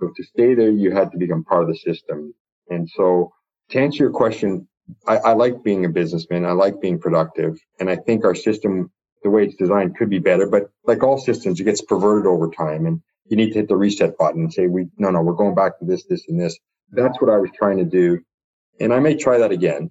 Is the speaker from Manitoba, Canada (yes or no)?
no; Toronto, Ontario, Canada; I grew up in Scarborough